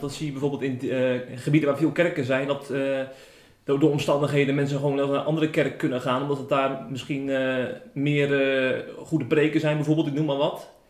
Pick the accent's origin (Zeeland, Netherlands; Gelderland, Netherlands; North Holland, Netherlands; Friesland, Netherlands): Zeeland, Netherlands; Tholen; moved away; Ik, ik kom eh, oorspronkelijk uit Zeeland. Ik ben opgegroeid op Tolen.